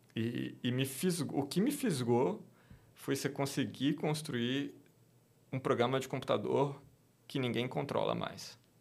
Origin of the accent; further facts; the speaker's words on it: Brasília, Federal District, Brazil; sou natural de Brasília, cresci lá no meio do serviço público